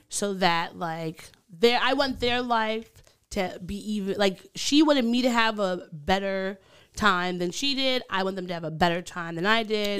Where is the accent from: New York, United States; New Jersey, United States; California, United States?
New York, United States; Long Island; accent: Long Island; my Long Island accent